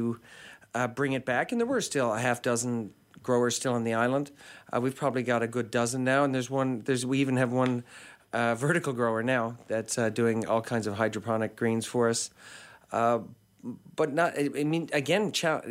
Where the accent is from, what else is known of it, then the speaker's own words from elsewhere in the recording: St. John's, Newfoundland and Labrador, Canada; I grew up in St. John's